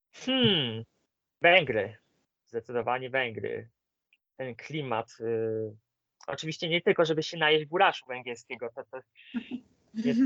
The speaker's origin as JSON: {"language": "Polish", "region": "Greater Poland", "country": "Poland", "said": "mam rodzinę w Wielkopolsce, a poniekąd też jestem wielkopolaninem"}